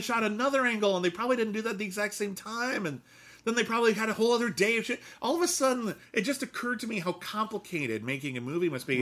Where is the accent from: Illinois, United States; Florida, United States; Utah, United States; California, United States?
California, United States; Southern; I grew up in Southern California.